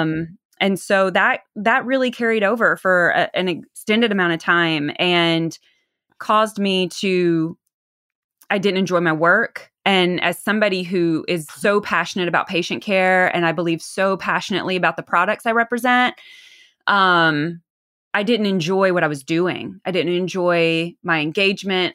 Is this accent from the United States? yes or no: yes; the South, United States; accent: twang; now in Los Angeles, United States; I'm from the South originally, hence that twang